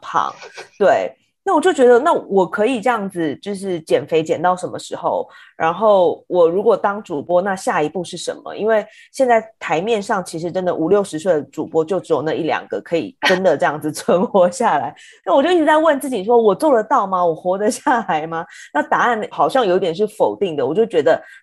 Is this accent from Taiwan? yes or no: yes; Taiwan; moved away as an adult; now in New York, United States; 我们在台湾工作的时候，我们大家都是台湾人